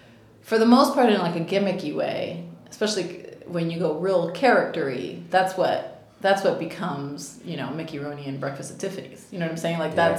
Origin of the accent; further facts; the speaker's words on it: Cuba; accent: Cuban; So, they didn't think that my accent in Spanish worked because I had a Cuban accent.